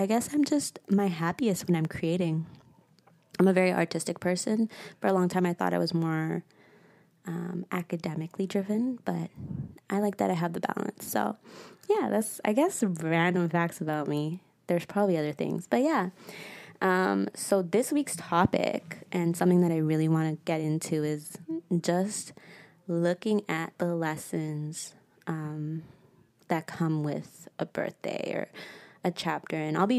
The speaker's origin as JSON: {"language": "English", "town": "St. Louis", "region": "Missouri", "country": "United States", "tie": "born there", "said": "I was born in the States, which is random. And even more random, it was in St. Louis, Missouri."}